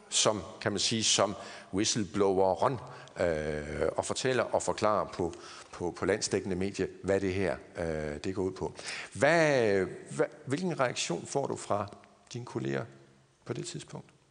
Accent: Aarhus, Central Denmark Region, Denmark; moved away as an adult; Jeg kommer oprindeligt fra Aarhus og Jeg har boet der hele mit liv indtil for nogle 10 år siden

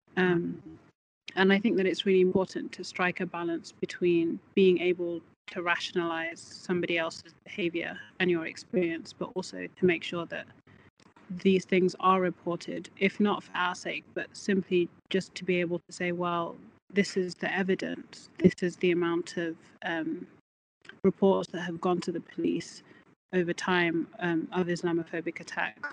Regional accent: Birmingham, West Midlands, United Kingdom; now in Scotland, United Kingdom; I'm from Birmingham

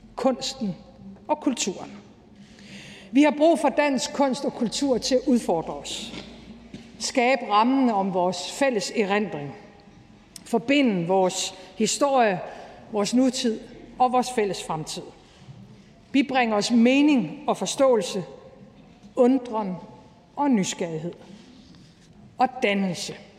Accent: Aalborg, North Denmark Region, Denmark; moved away; som nordjyde. Da jeg voksede op i Aalborg i 80'erne

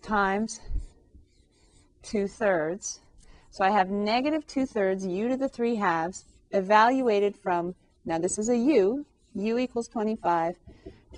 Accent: California, United States; I grew up in California

